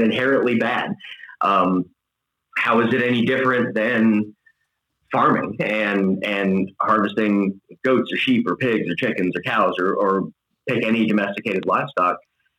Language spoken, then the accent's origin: English; Tampa, Florida, United States; also born or lived in Tallahassee, Florida / southern Wisconsin; originally from Tampa, Florida, moved to southern Wisconsin from Tallahassee, Florida, native Floridian